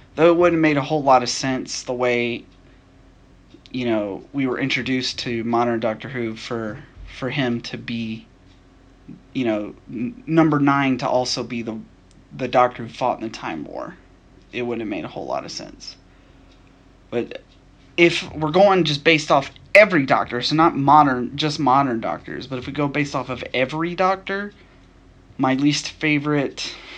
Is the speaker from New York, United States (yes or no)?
no; Nashville, Tennessee, United States; I'm from Nashville, Tennessee. I was born and raised in Tennessee.